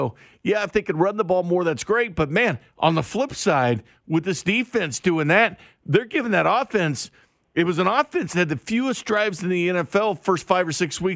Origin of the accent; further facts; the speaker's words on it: Missouri, United States; I grew up in the Show Me State